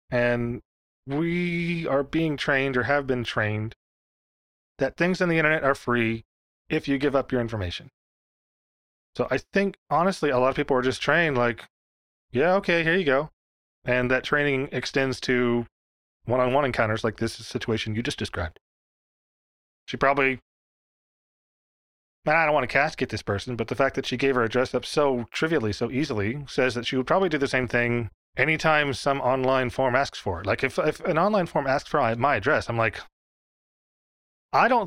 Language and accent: English; Dallas, Texas, United States; You know, I'm from the Dallas area.